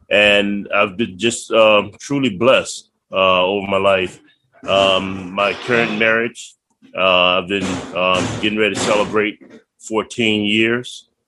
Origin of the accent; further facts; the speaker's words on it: Virginia, United States; born there; I was born in Prince George County, Virginia, um, back in 1960.